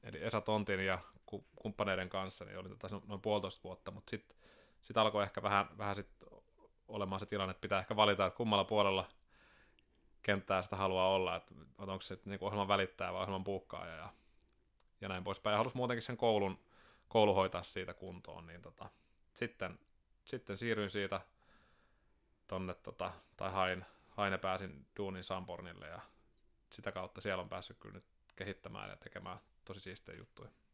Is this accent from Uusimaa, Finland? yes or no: no; Sastamala, Pirkanmaa, Finland; also born or lived in Seinäjoki, Finland; now in Turku, Finland; muutettiin sieltä tuonne Sastamalaan, kun mä olin seitsemän